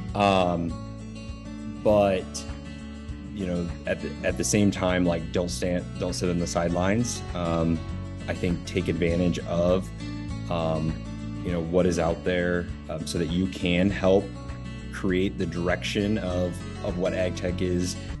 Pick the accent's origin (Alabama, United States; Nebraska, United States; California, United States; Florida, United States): Nebraska, United States; Northeast; also born or lived in Lincoln, Nebraska; I am from Northeast Nebraska. I grew up on my family's commercial